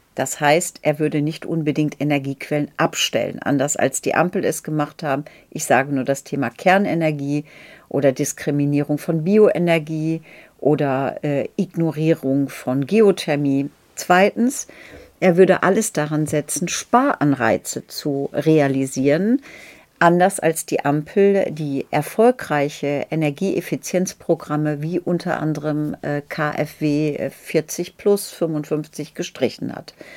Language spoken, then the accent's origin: German; Lower Saxony, Germany; auch noch geschützte Minderheit, nämlich Friesin.